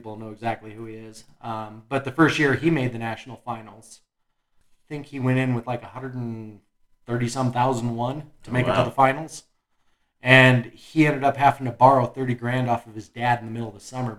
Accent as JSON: {"language": "English", "town": "Golden", "region": "Colorado", "country": "United States", "tie": "born or raised there", "said": "we grew up right here in Golden."}